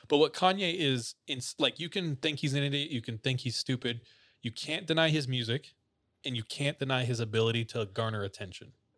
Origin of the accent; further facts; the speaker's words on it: Visalia, California, United States; my hometown of Visalia, California